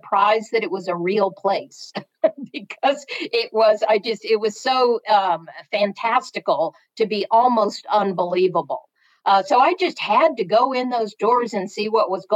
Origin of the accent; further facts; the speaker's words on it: Oklahoma, United States; now in Chapel Hill, United States; I grew up in Oklahoma